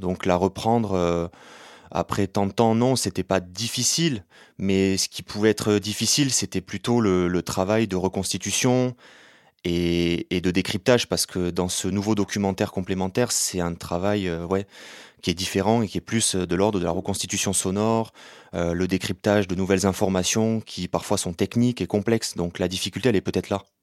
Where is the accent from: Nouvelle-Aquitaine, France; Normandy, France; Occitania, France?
Occitania, France; Béziers; j'ai grandi avec cette histoire, je suis né à Béziers en 1991